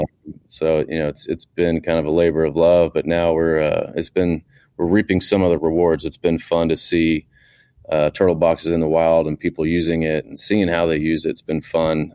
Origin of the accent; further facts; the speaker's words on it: Houston, Texas, United States; I grew up in Houston, Texas